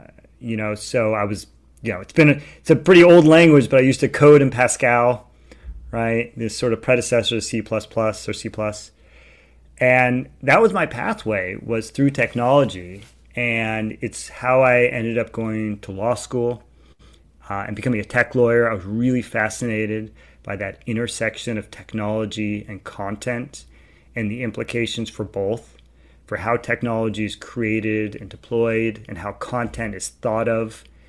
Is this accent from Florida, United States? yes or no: no; California, United States; also born or lived in New York, United States; so I grew up in California, and when I graduated from college, I ended up spending 2 years in New York